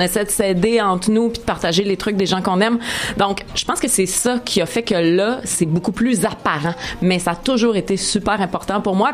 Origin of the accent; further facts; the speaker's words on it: Montreal, Quebec, Canada; je suis une fille de Chalaga Maisonneuve, born, raised